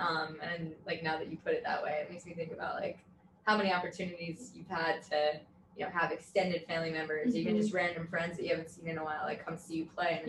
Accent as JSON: {"language": "English", "area": "Suffolk County, Long Island", "region": "New York", "country": "United States", "said": "I'm from Suffolk County."}